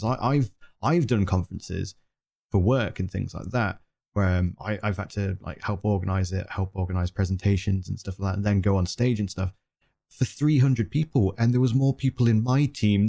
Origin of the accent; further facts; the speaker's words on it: United Kingdom; now in California, United States; I'm British. I should be here until 6 in the morning.